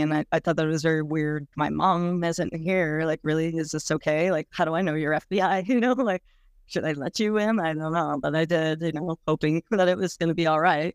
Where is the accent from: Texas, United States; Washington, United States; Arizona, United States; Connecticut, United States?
Arizona, United States; Mesa; moved away; also born or lived in Nebraska / Colorado; I was born in Nebraska, but when I was six months old, we moved to Mason, Arizona.